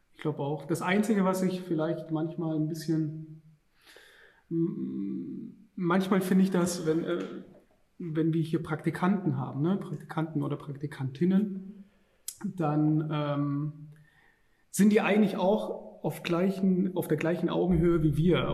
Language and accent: German; Stuttgart, Baden-Württemberg, Germany; moved away as an adult; now in Düsseldorf, Germany; wir kommen eigentlich ursprünglich aus Stuttgart und wir sind dann nach Düsseldorf gezogen